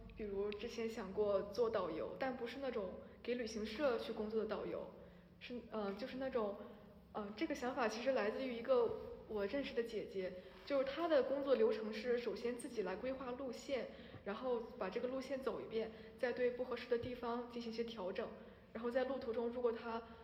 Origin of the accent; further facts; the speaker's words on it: Shandong, China; 我是山东人